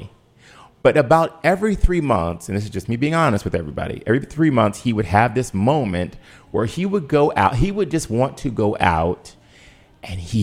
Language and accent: English; Washington, District of Columbia, United States; also born or lived in Cleveland, Ohio / New York; I was raised here in D.C.